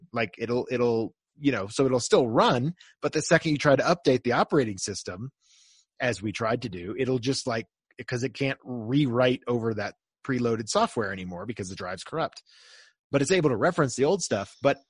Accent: United States; We are so American. Which is me.

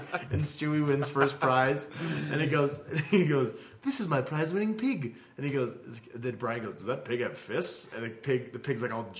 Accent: the South, United States; I grew up in the South

